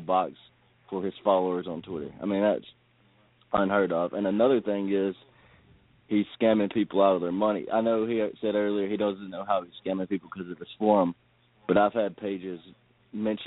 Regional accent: Tennessee, United States; I'm from Tennessee

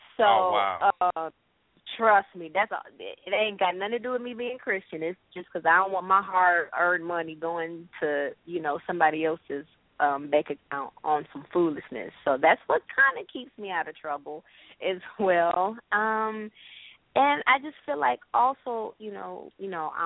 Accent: Rockford, Illinois, United States; I grew up in Rockford.

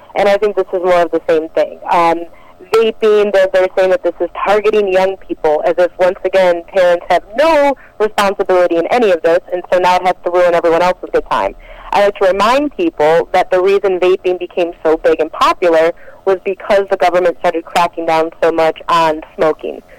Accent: Detroit, Michigan, United States; I'm originally from Detroit, Michigan

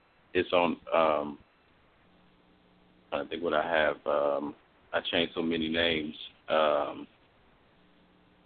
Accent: New Orleans, Louisiana, United States; I'm from New Orleans, and I'm a poet

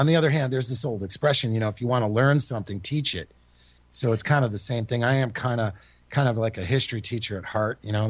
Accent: Connecticut, United States; moved away; also born or lived in Texas / California / Japan; I'm born and raised in Connecticut

